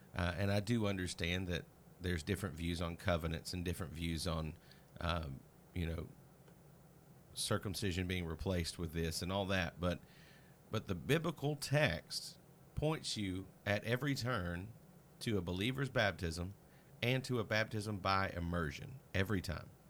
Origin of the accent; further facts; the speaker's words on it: Mississippi, United States; my pastor as a child in Mississippi